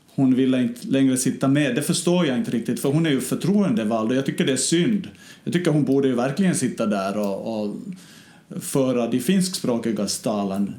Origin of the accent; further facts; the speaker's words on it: Ostrobothnia, Finland; nära mina hemtrakter i Österbotten